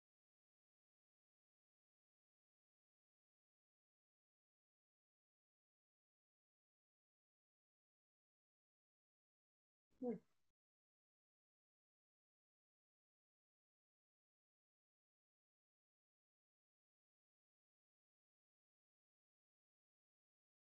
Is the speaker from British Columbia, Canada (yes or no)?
yes; Richmond, British Columbia, Canada; born and raised in Richmond, British Columbia